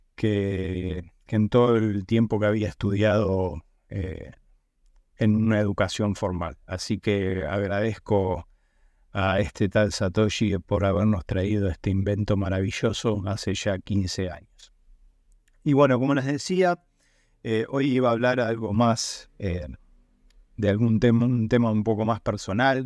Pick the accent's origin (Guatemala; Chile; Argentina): Argentina; moved away; yo soy de Argentina